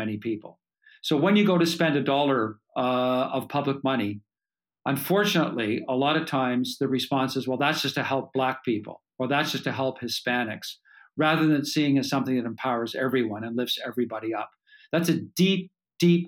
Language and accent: English; Canada; as a Canadian